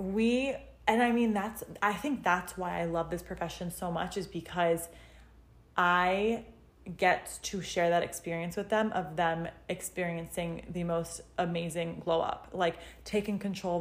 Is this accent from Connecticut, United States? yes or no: yes; Western Connecticut, United States; also born or lived in Newark, Delaware / West Hartford, Connecticut; I am from Connecticut. I'm from Western Connecticut